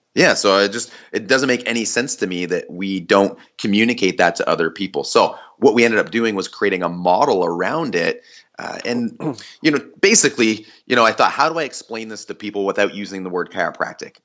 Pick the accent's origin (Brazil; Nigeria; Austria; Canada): Canada; I'm Canadian